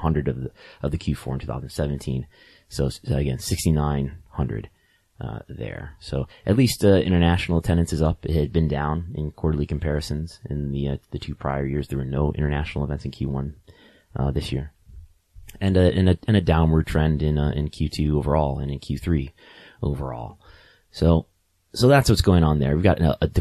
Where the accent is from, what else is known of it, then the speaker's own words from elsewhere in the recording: Buffalo, New York, United States; Buffalo here in my hometown